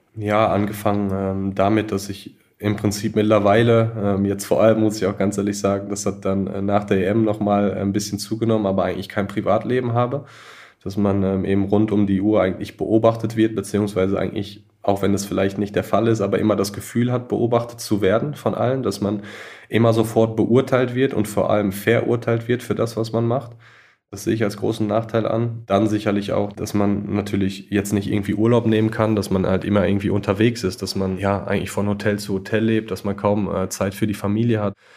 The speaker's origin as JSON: {"language": "German", "country": "Germany", "moved": "yes", "said": "als Deutscher"}